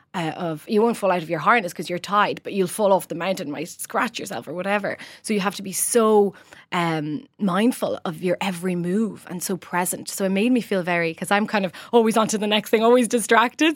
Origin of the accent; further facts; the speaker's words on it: Rome, Lazio, Italy; moved away as an adult; now in Ireland; I grew up in the centre of Roman Trastevere, a lovely area